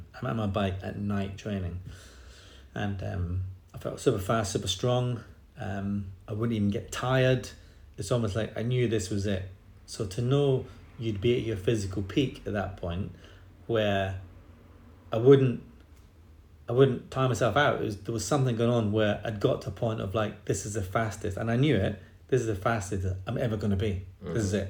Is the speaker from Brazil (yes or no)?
no; England, United Kingdom; also born or lived in Scotland; And I think there was a little bit of a argument with Chris Hoy's dad and my dad, because of course I'm Scottish.